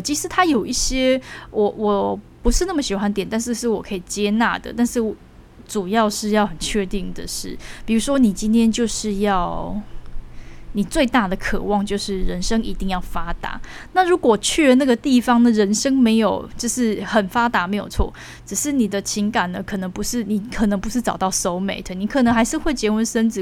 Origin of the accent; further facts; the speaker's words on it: Taiwan; 生为台湾人的骄傲